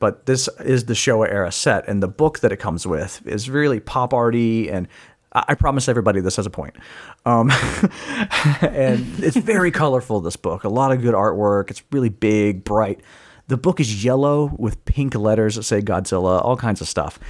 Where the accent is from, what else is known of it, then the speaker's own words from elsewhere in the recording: United States; as an American